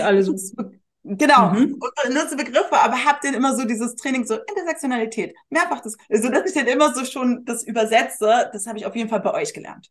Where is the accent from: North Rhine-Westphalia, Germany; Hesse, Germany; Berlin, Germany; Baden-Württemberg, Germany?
Berlin, Germany; moved away as an adult; also born or lived in Munich; Ich bin mhm. als Berlinerin nach München gezogen